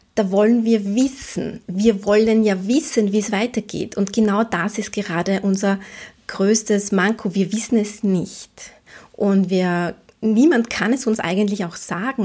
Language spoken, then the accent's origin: German; Vienna, Austria; als Wienerin.